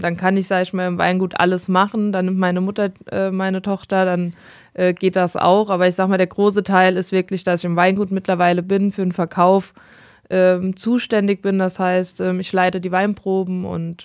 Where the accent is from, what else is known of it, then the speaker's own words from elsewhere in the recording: Monzingen, Rhineland-Palatinate, Germany; ich komme aus Monzingen